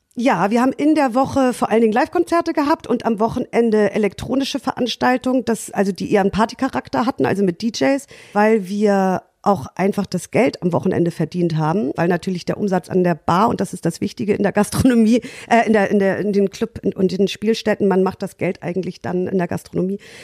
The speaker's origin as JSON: {"language": "German", "town": "Lütjenburg", "region": "Schleswig-Holstein", "country": "Germany", "moved": "as an adult", "lives_now": "Hamburg, Germany", "said": "ich komme aus Lütchenburg, das ist ein kleiner Ort an der Ostseeküste in Schleswig-Holstein"}